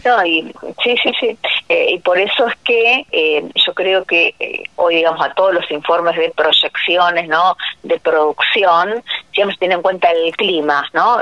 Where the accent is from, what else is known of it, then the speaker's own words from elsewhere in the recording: Bigand, Santa Fe, Argentina; en mi pueblo, o sea, que yo estoy de Vigán, provincia de Santa Fe